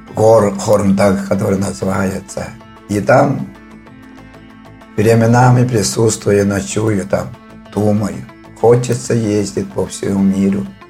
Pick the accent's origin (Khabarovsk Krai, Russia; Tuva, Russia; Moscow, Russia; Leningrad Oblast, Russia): Tuva, Russia; Khorum-Dag; Родился я в Туве, село Хормдаг. Отсюда я вырос в Хормдаге и закончил школу